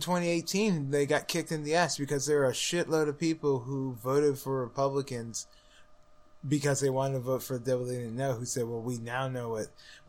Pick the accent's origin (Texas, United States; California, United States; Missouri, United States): Missouri, United States; I'm from Missouri. Show me.